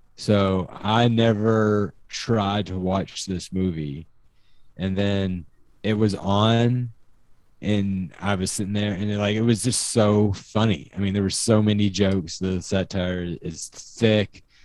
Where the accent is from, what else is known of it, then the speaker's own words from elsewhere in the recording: Kansas, United States; having grown up and having family from Kansas